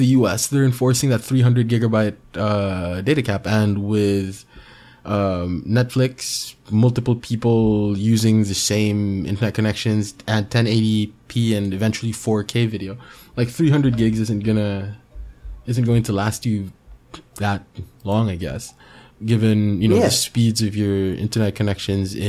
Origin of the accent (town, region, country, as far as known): Philippines